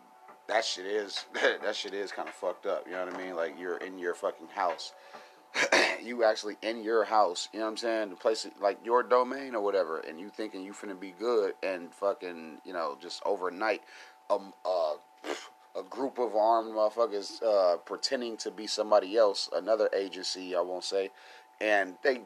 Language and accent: English; United States; I'm American